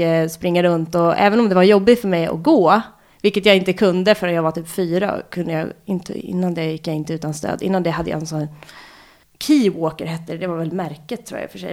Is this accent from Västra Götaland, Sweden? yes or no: no; Lidingö, Stockholm County, Sweden; also born or lived in Kungsholmen, Stockholm; Jag är född på Kungsholmen. Och sen när jag var ett och ett halvt så flyttade vi ut till Lidingö.